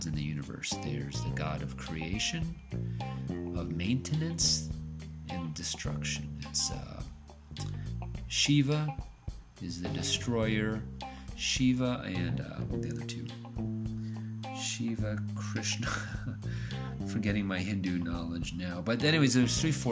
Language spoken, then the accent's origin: English; United States; I grew up in the United States